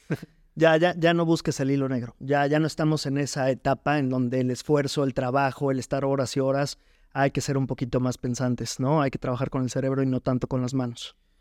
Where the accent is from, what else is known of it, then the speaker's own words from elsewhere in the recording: Jarocho, Veracruz, Mexico; now in Puebla, Mexico; somos, somos jarochos